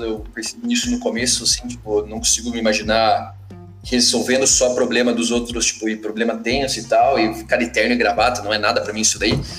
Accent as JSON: {"language": "Portuguese", "town": "Curitiba", "region": "Paraná", "country": "Brazil", "said": "sou, sou de Curitiba"}